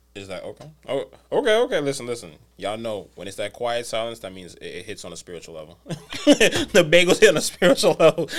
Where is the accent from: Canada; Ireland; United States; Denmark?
United States; New York City, New York; I'm from the Bronx